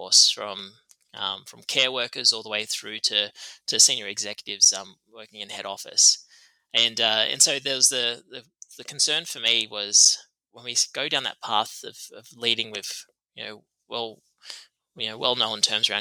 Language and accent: English; Tamworth, New South Wales, Australia; moved away; grew up in Tamworth, which is Gomeroi country.